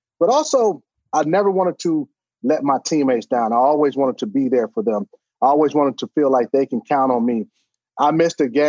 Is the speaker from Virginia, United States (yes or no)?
no; Cleveland, Ohio, United States; growing up in Cleveland